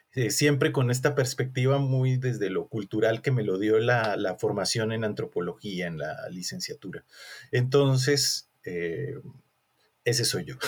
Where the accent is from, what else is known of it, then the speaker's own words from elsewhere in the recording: Colombia; moved away as an adult; now in Mexico; soy colombiano, somos compatriotas